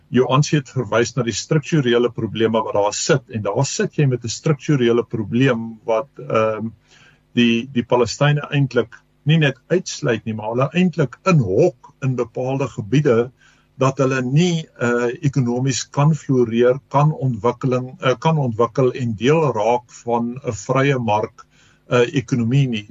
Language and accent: Afrikaans; South Africa; ons as Suid-Afrikaners